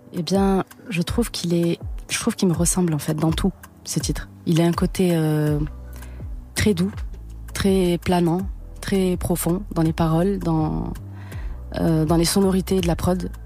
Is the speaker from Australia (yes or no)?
no; Toulouse, Occitania, France; moved away; je suis de Toulouse